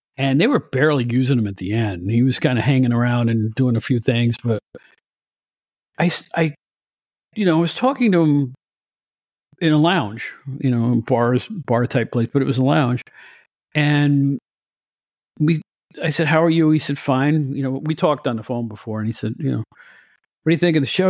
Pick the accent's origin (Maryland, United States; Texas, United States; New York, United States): New York, United States; Catskill; my hometown of Catskill, New York